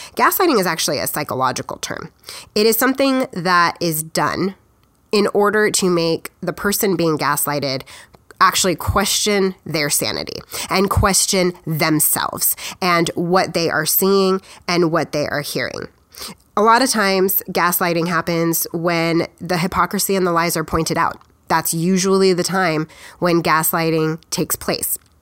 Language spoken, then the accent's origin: English; United States; we, as the American people